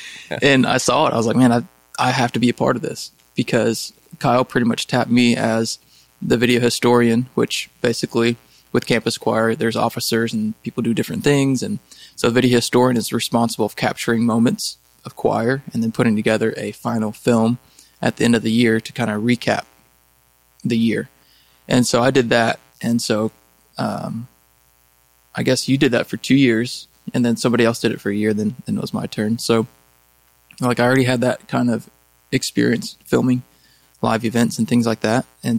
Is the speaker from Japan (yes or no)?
yes; Japan; English is a second language; my origin, I'm Japanese, so I come from Japan.